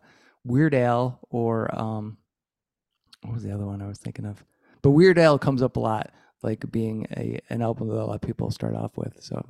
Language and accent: English; Detroit, Michigan, United States; now in Ann Arbor, United States; I'm in Ann Arbor, but I was born in Detroit, so I know the area.